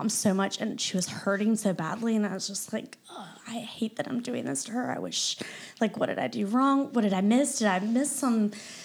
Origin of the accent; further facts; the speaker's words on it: Greenville, South Carolina, United States; moved away as an adult; also born or lived in Clemson; now in Charleston, United States; Greenville's my hometown, but that's not, I haven't lived there in 13, you know, gosh, add on Clemson, you know, 20 years.